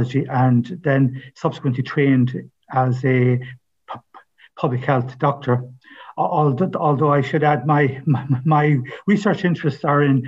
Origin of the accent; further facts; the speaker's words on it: Ballymote, Connacht, Ireland; moved away; also born or lived in Galway; I'm from Ballymote, County Sligo